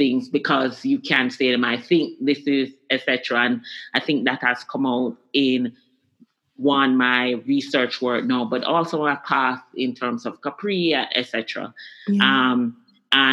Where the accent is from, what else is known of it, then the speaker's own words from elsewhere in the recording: Kingston, Jamaica; I grew up in Kingston, Jamaica. I actually grew up in a neighborhood called Swallowfield.